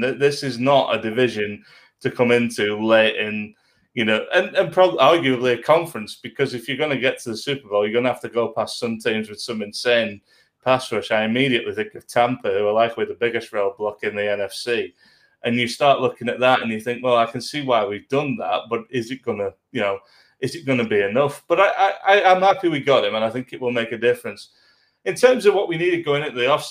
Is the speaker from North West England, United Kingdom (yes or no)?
yes; Lancashire, North West England, United Kingdom; I'm from Lancashire